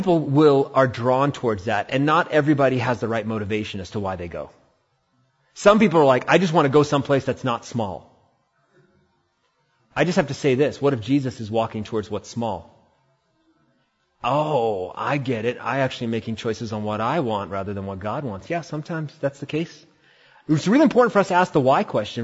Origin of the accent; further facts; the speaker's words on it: India; now in Humboldt County, California, United States; I'm Indian